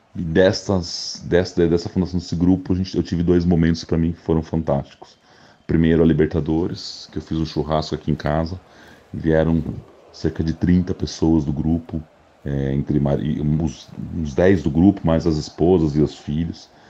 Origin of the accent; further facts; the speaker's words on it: Santos, São Paulo, Brazil; also born or lived in Campinas; eu sou natural de Santos